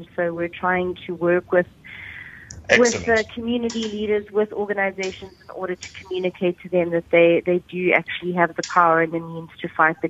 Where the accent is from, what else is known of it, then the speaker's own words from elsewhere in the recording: South Africa; for me as a South African